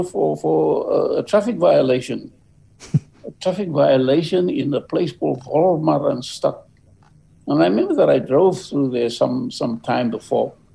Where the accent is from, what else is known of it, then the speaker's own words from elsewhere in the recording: South Africa; moved away as an adult; also born or lived in New York; I come from South Africa